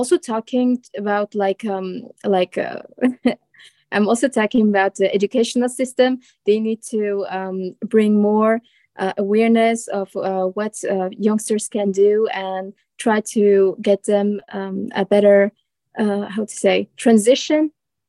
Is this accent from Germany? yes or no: no; Strasbourg, Grand Est, France; I'm a student from France, from the Strasbourg city.